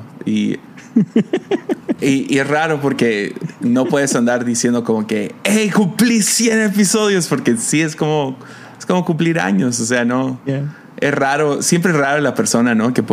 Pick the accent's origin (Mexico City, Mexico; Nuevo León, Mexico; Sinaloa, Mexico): Sinaloa, Mexico; Mazatlán; Porque soy de Mazatlán.